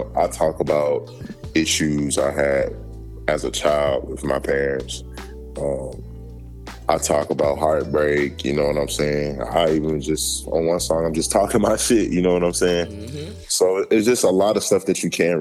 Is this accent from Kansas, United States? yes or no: no; Georgia, United States; I'm from Georgia